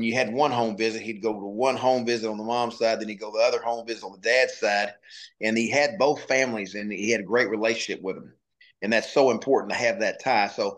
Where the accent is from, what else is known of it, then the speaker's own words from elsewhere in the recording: Little Rock, Arkansas, United States; growing up in Little Rock, Arkansas, I knew every Razorback name and number